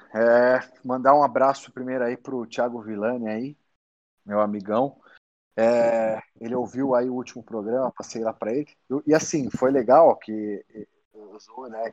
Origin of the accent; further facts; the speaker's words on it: São Bernardo do Campo, São Paulo, Brazil; moved away; also born or lived in Detroit, United States; nasci em São Bernardo